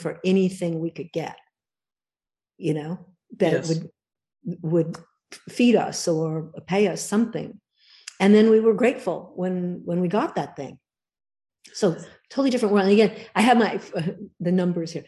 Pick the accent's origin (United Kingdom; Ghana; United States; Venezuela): United States; Southern California; I grew up in Southern California